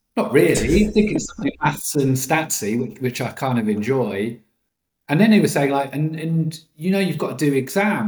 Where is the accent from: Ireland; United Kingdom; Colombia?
United Kingdom; Norwich, East of England; moved away as an adult; also born or lived in London; I grew up in Norwich, in Norfolk